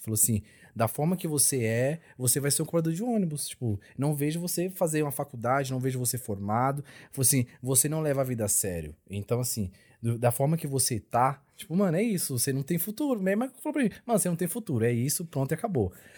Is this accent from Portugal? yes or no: no; São Paulo, Brazil; also born or lived in Bahia; eu nasci na Bahia, nasci tipo numa cidadezinha da Bahia. E os meus pais já vieram para São Paulo, porque onde eu nasci não tinha escola